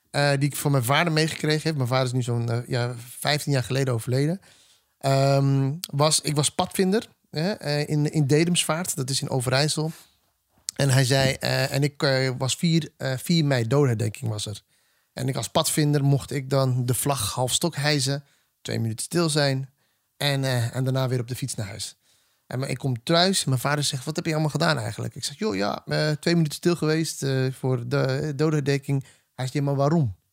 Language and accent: Dutch; Ethiopia; now in Netherlands; En ik ben een Ethiopische man die hier in Nederland woont.